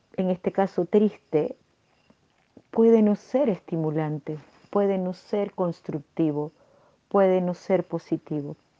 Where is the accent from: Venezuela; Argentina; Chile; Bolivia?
Venezuela; como diríamos en mi país, Venezuela